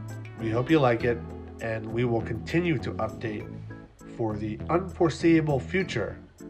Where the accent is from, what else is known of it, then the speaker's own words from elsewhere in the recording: Philadelphia, Pennsylvania, United States; So I should say that Ryan is from Pittsburgh. I am from Philadelphia.